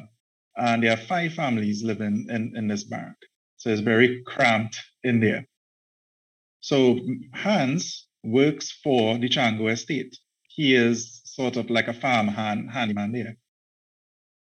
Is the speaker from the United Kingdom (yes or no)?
no; Trinidad & Tobago; I'm a writer from Trinidad and Tobago. I'm actually based in Trinidad and Tobago, born here, educated here, the entire works